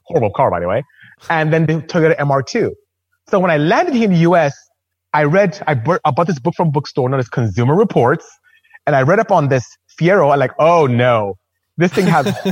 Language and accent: English; Nigeria; now in United States; as you can hear from my accent, I'm not American. I'm not from here. I'm Nigerian, actually. I'm from West Africa